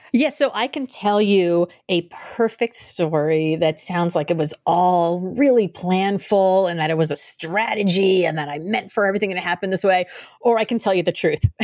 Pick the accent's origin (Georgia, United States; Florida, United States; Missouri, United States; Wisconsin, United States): Florida, United States; Miami; I grew up in Miami